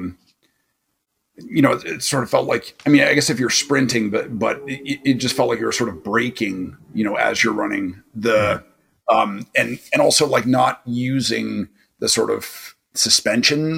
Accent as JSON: {"language": "English", "region": "New York", "country": "United States", "moved": "yes", "said": "as a New Yorker"}